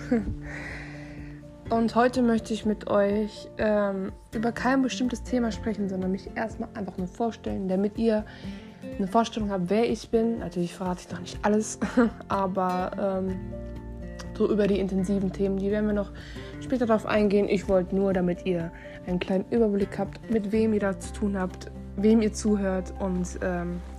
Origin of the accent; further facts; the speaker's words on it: North Rhine-Westphalia, Germany; ich bin 19, ich komme aus Nordrhein-Westfalen. Ich lebe noch bei meinen Eltern zu Hause